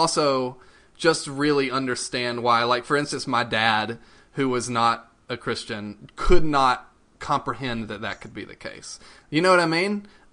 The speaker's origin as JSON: {"language": "English", "region": "the American South", "country": "United States", "tie": "born or raised there", "said": "I grew up in the South and in America"}